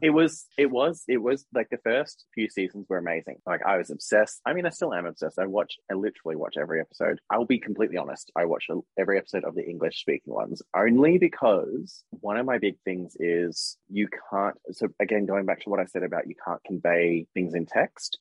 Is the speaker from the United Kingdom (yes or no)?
no; Australia; I'm an Aussie